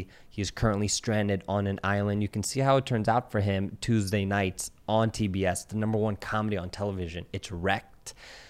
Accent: Centreville, Virginia, United States; I was like 703 Virginia. I was like, because I'm from Virginia. I grew up in like Centerville.

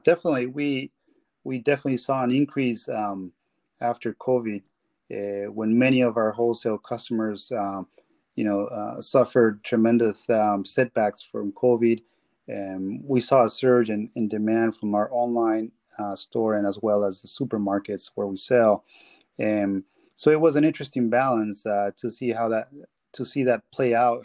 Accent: Peru; moved away; I am from Peru.

